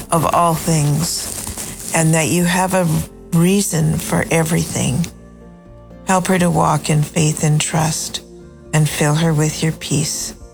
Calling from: Canada; Um, let you know that even though I'm Canadian, I pray for the States daily.

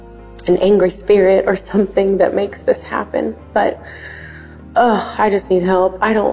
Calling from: Grand Coulee, Washington, United States; I'm calling from Grand Coulee, Washington.

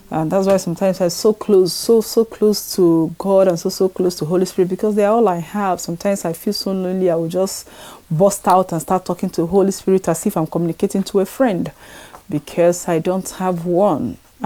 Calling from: France; I'm calling from France.

